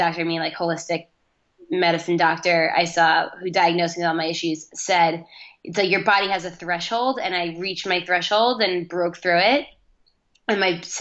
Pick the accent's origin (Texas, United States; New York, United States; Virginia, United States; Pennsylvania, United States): New York, United States; Manhasset; moved away as an adult; also born or lived in Ithaca, New York; now in Los Angeles, United States; I grew up in Manhasset on Long Island